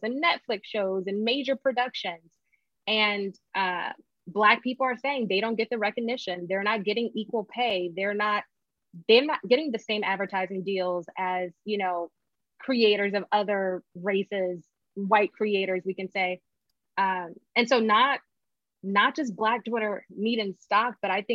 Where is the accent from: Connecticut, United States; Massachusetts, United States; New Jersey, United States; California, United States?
Connecticut, United States; now in Atlanta, United States; I'm originally from Connecticut